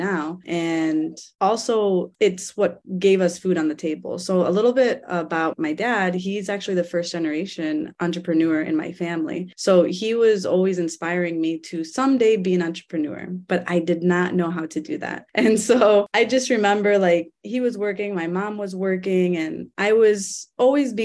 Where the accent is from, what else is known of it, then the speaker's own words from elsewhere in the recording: Cleveland, Ohio, United States; So that's actually where I grew up. I was born in Cleveland